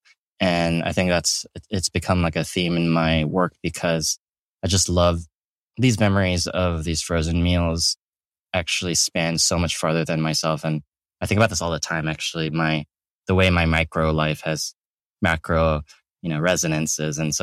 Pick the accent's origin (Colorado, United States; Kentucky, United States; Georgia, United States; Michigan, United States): Georgia, United States; Atlanta; moved away as an adult; I grew up in Atlanta, Georgia, in the suburbs.